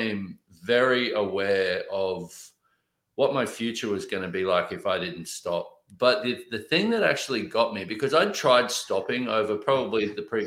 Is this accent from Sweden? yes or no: no; Australia; I grew up in Australia